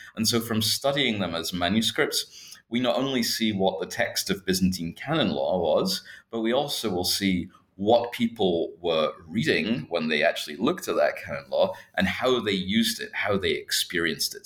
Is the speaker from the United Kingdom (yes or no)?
yes; Scotland, United Kingdom; moved away as an adult; also born or lived in Berkeley, California, United States; now in Hong Kong; I'm actually originally uh, not from Hong Kong myself. I'm from the UK. I'm from Scotland